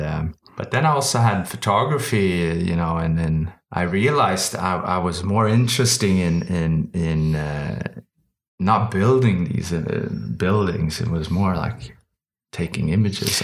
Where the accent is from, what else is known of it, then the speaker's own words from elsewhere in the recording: Stockholm, Stockholm County, Sweden; Born and raised here in Stockholm